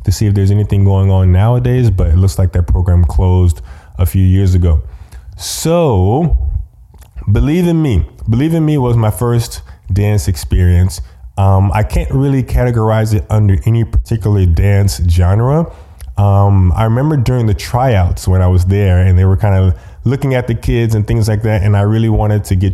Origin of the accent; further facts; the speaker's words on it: Austin, Texas, United States; also born or lived in Lubbock, Texas / New Brunswick, New Jersey; for fourth grade, we were back in Texas, but we were in Austin, actually, which is actually where I'm living now